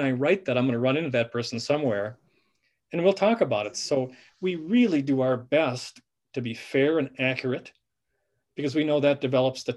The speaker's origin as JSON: {"language": "English", "town": "Benson", "region": "Minnesota", "country": "United States", "said": "we're from Benson, Minnesota, or this area"}